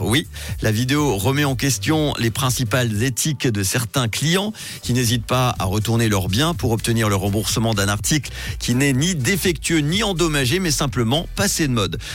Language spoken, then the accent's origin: French; Switzerland; chez nous en Suisse